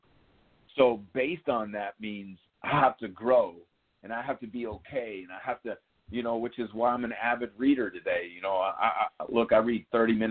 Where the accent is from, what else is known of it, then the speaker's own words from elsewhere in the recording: New York City, New York, United States; growing up in Yankee Stadium and having it as a playground